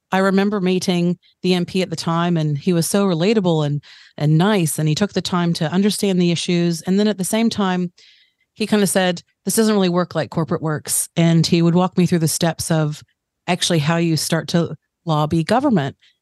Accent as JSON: {"language": "English", "country": "United States", "tie": "born or raised there", "moved": "as an adult", "lives_now": "Tauranga, New Zealand", "said": "I'm American-born New Zealander. So I've spent the last 15 years in mm-hmm. Tauranga"}